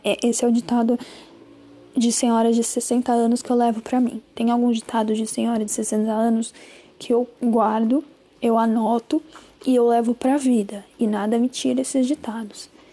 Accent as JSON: {"language": "Portuguese", "town": "Juazeiro", "region": "Bahia", "country": "Brazil", "tie": "born or raised there", "moved": "yes", "said": "em Juazeiro, né? Que é a minha terrinha. Eu nasci lá. Juazeiro, Bahia."}